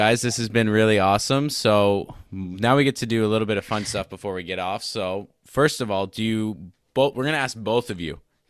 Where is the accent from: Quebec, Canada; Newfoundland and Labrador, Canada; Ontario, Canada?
Ontario, Canada; No, I'm from Ontario. Like I'm two hours east of Toronto.